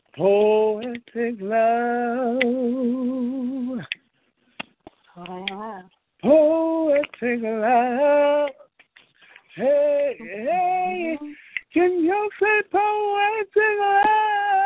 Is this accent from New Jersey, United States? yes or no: no; Richmond, Virginia, United States; born or raised there; also born or lived in Washington, D.C.; now in New York, United States